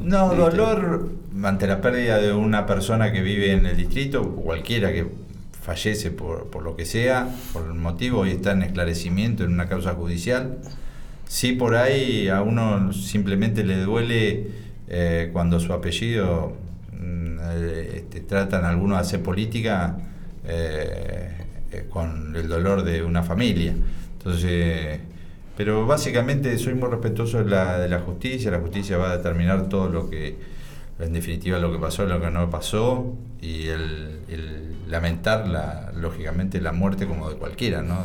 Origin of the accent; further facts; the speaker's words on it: Bahía Blanca, Buenos Aires Province, Argentina; also born or lived in Villarino; aunque nosotros nacimos en Bahía, somos bahienses